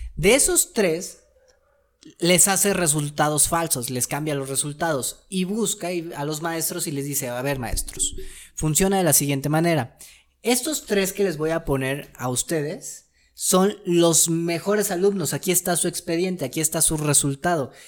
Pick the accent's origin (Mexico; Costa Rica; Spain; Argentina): Mexico